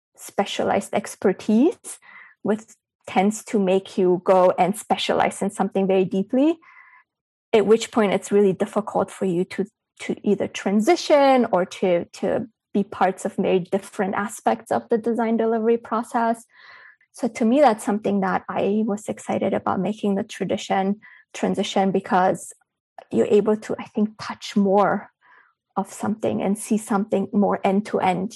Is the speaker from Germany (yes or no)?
yes; Berlin, Germany; moved away; also born or lived in Bulgaria; I was born in Bulgaria, but I grew up in Berlin, Germany.